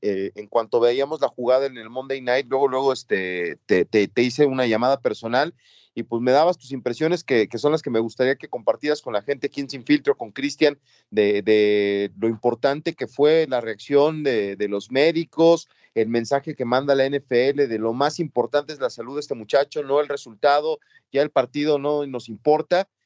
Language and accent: Spanish; Mexico; en el entorno en el que yo crecí que en México los Reyes Magos son los que los que rifan acá en México